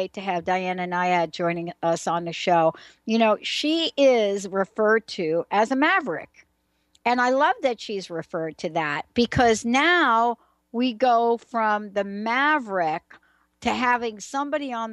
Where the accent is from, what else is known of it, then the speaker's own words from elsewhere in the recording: New York, United States; I'm from New York